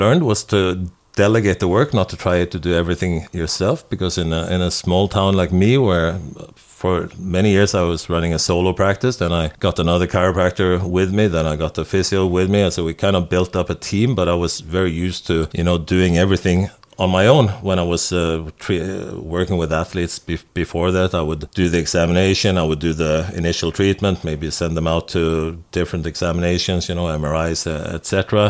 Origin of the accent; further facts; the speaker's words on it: Norway; English is a second language; kids in my hometown. I was lucky though. When I graduated from school, I was put in practice in we have a mandatory internship for a year in Norway